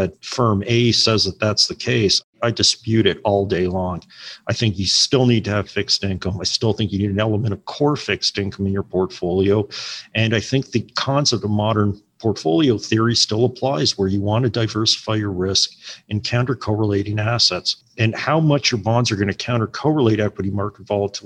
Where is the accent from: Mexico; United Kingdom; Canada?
Canada; Toronto, Ontario; I'm from Toronto.